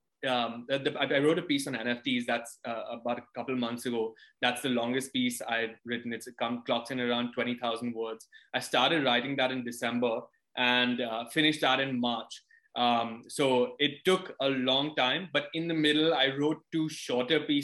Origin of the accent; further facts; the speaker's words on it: India; also born or lived in London, United Kingdom; I grew up largely in India